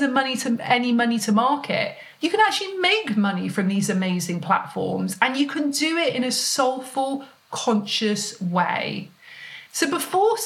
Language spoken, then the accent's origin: English; United Kingdom; being British